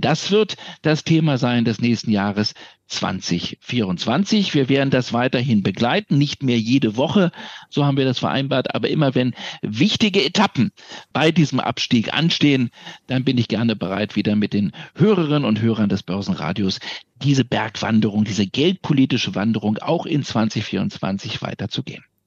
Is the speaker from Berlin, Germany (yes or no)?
yes; Berlin, Germany; meine Heimatstadt